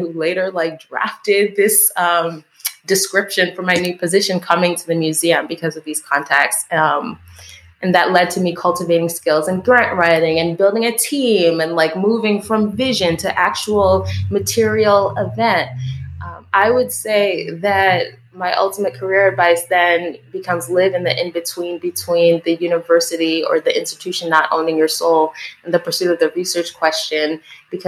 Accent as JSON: {"language": "English", "region": "East Coast", "country": "United States", "tie": "born or raised there", "also_born_or_lived": "Chicago", "moved": "as an adult", "lives_now": "Milwaukee, United States", "said": "the Haitian community that I grew up with on the East Coast"}